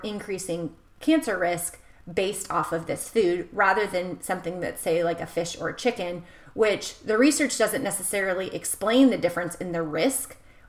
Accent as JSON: {"language": "English", "country": "United States", "tie": "born or raised there", "said": "someone who's born and raised in America"}